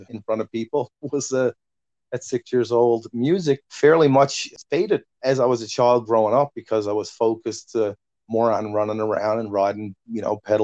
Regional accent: Newfoundland and Labrador, Canada; accent: Newfoundland; I'm from the island of Newfoundland. Newfoundland has a very Irish accent, or similar Irish accent

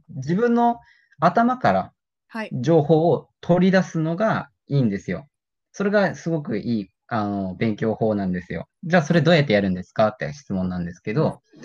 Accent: Japan; first language Japanese; 日本生まれの日本育ちの、えー、人

